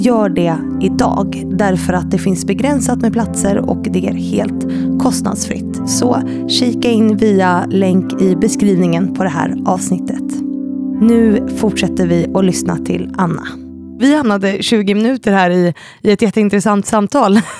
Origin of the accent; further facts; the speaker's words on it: Uppsala, Uppsala County, Sweden; moved away as an adult; now in Stockholm, Sweden; Jag kommer från Uppsala ja. från början.